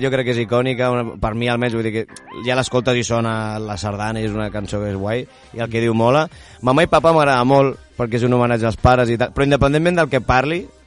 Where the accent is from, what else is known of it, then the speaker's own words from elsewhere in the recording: Sant Pol de Mar, Catalonia, Spain; jo sóc de Sant Pol de Mar